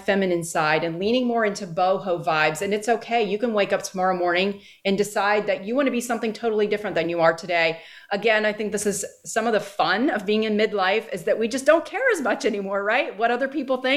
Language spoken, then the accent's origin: English; Northeast, United States; moved away; I grew up in the Northeast